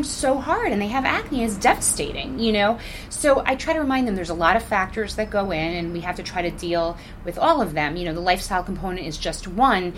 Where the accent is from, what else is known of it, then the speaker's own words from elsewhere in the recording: New York, United States; also born or lived in Englewood, New Jersey; I was born in New York and raised in New York until I was a kid, and then we moved to Englewood, New Jersey. Okay. And but I still went to school in New York. So yes, I'm from here